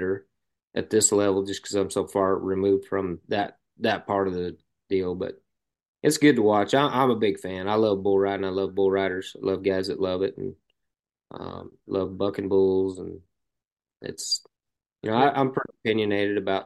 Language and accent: English; Arizona, United States; moved away; also born or lived in Lampasas, Texas; I grew up in Arizona